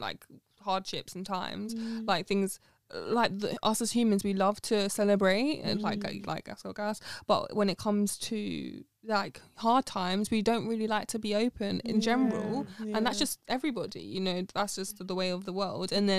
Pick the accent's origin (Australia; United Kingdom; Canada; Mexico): United Kingdom; London; I'm from East Acton